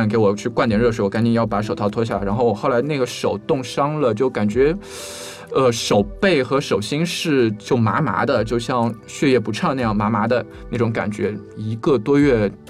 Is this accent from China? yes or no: yes; China; 因为贝加尔湖是一块非常古老的水域，然后在湖底非常非常的多，然后作为中国人嘛，